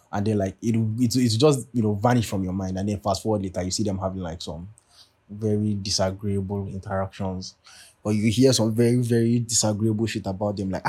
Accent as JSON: {"language": "English", "country": "Nigeria", "lives_now": "United States", "said": "Like I know I live in America and all, but like duh, I'm Nigerian first and foremost, you know what I'm saying? Like I know that I only come home in December for like, you know, dirty December."}